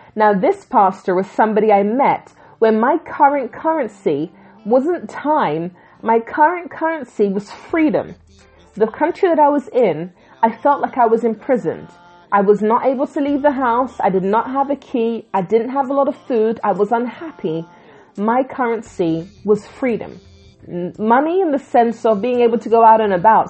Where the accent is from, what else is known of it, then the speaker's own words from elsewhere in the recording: England, United Kingdom; also born or lived in Jamaica; I'm from the Caribbean originally, born in England